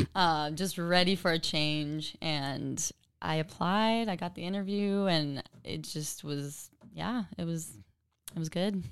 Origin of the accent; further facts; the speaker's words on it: Chino, California, United States; also born or lived in West Covina, California; now in Austin, United States; I was born in West Covina, and I grew up mostly in a little town called Chino in Southern California